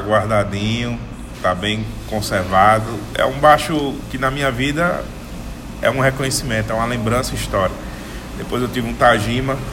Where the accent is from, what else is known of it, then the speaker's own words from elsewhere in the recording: Rio Grande do Norte, Brazil; no Rio Grande do Norte, meu estado.